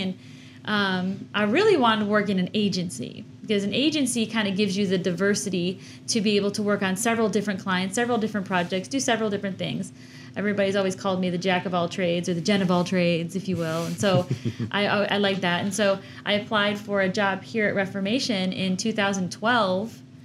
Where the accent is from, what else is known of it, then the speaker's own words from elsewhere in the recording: Chicago, Illinois, United States; moved away as an adult; now in Georgia, United States; I'm born and raised in Chicago